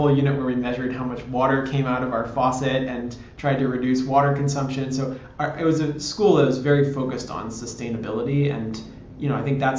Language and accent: English; San Francisco, California, United States; I grew up in San Francisco